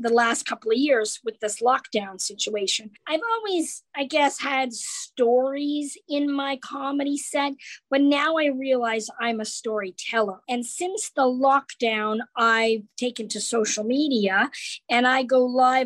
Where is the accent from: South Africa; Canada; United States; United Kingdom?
Canada; I grew up in Canada